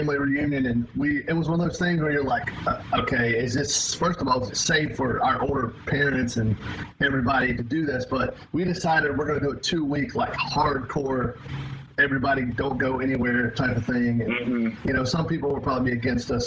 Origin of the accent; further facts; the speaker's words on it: Wake Forest, North Carolina, United States; moved away as an adult; also born or lived in Boone, North Carolina; I was raised in Wake Forest. We're just north of Raleigh